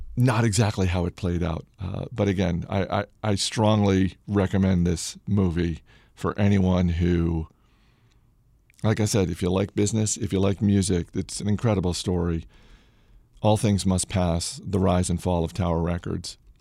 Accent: Maine, United States; now in Alexandria, United States; I grew up in Maine

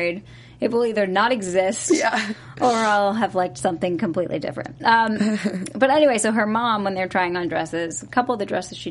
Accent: East Coast, United States; also born or lived in Los Angeles area; now in Los Angeles, United States; I'm from the East Coast, and so coming out here when I moved out here, it definitely was a big change

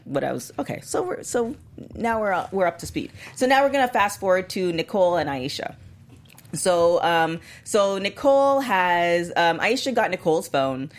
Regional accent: Canada; I'm Canadian

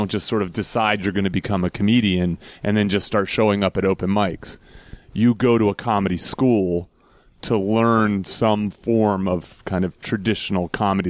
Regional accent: United States; as an American

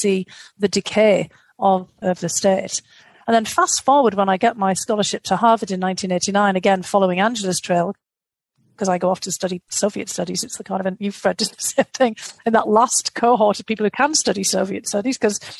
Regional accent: United Kingdom; being a Brit, I grew up on Charles Dickens.

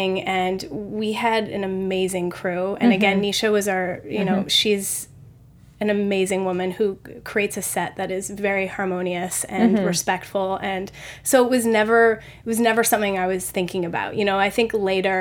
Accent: Canada; I'm Canadian

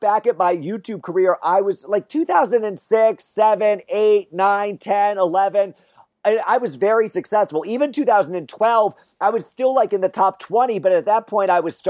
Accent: Wallingford, Connecticut, United States; So I grew up in Central Connecticut, about halfway between Hartford and New Haven.

